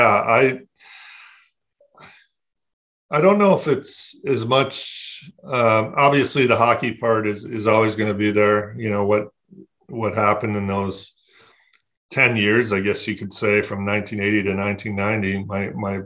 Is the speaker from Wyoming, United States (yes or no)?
no; Flint, Michigan, United States; I grew up in Flint, Michigan